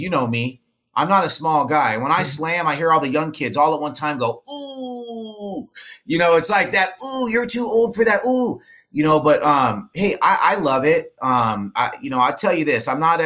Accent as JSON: {"language": "English", "area": "Orange County", "region": "California", "country": "United States", "tie": "born or raised there", "said": "I grew up in Orange County"}